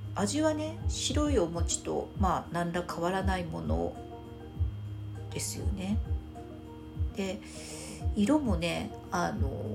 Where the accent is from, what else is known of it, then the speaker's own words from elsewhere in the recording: Fukuoka, Japan; 私は福岡出身なので